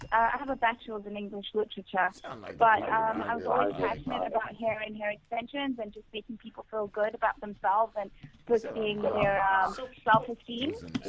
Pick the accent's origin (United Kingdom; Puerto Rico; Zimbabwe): Zimbabwe; now in New York, United States; No, in Zimbabwe. I grew up in Zimbabwe.